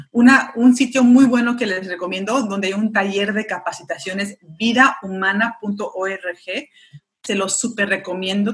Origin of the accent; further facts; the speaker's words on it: United States; Spanish is a second language; hablando en público en español, porque no es mi primer, idioma, yo ah, soy estadounidense, mi madre es mexicana